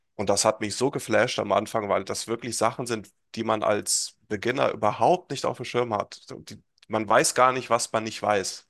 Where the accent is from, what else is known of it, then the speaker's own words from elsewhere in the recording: Hesse, Germany; komme aus Hessen, in der Nähe von Kassel wohne ich